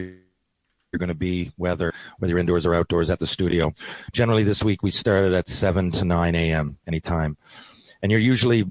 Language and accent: English; Canada; we're all Canadian